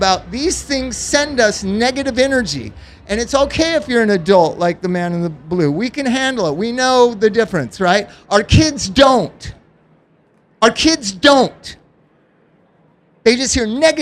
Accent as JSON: {"language": "English", "town": "Los Angeles", "region": "California", "country": "United States", "tie": "born or raised there", "also_born_or_lived": "Palm Springs", "said": "I grew up in Los Angeles and Palm Springs"}